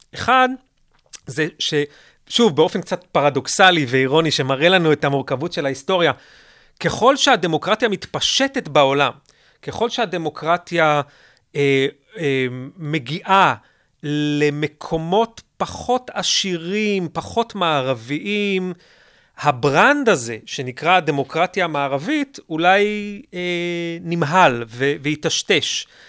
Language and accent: Hebrew; Israel; פה אצלנו בישראל